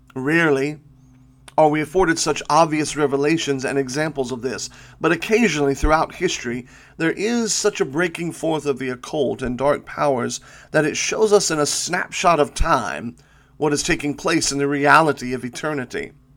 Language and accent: English; United States; we as American believers